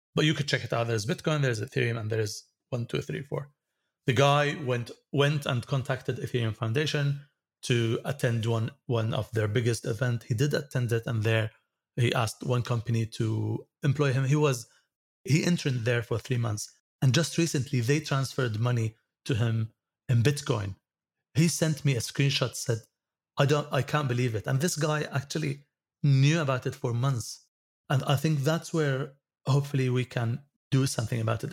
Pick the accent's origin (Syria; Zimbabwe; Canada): Syria; moved away; also born or lived in United States; I came back to Syria from the States in two thousand three, and all cards will be blocked when I use them in Syria because I'm in a sanctioned country